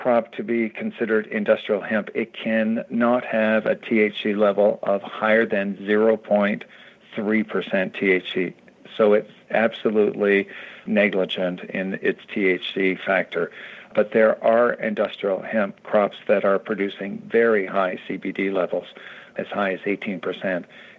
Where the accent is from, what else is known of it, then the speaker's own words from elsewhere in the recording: Canada; now in United States; I came from Canada. We had industrial hemp in Canada.